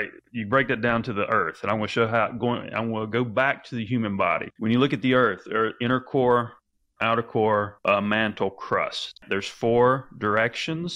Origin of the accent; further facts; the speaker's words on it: the South, United States; I think I have my own language because I grew up in the South